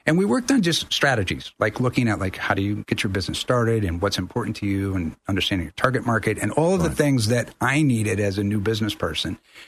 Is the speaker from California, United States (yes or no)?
no; Tampa, Florida, United States; moved away as an adult; also born or lived in San Juan, Puerto Rico; now in Spain; I'm not from Orlando, but I grew up in Florida, so I'm from the Tampa Bay area.